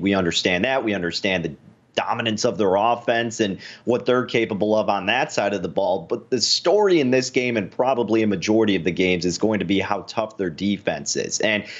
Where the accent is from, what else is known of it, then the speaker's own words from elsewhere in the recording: Chicagoland area, Illinois, United States; I grew up a Notre Dame fan, being here in the Chicagoland area. You know, I got the Irish blood in me.